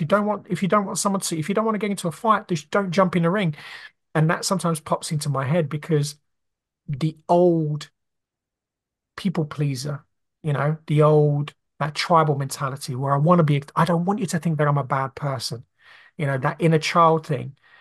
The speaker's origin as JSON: {"language": "English", "country": "Brazil", "tie": "born or raised there", "moved": "yes", "said": "I grew up, you know, in a very poor family growing up in Brazil"}